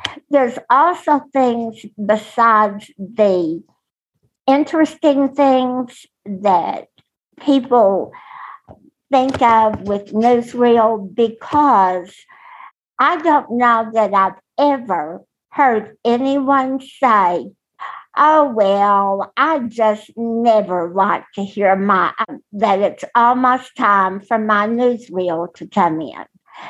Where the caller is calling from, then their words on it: Texas, United States; from Texas